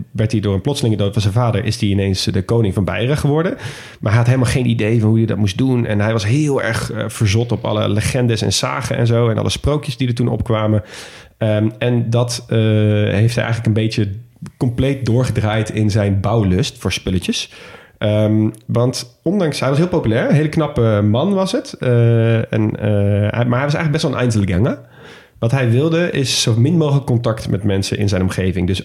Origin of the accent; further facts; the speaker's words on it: Nijmegen, Gelderland, Netherlands; moved away; ik kom oorspronkelijk uit Nijmegen. En eh, dat ligt natuurlijk vlak bij de Duitse grens.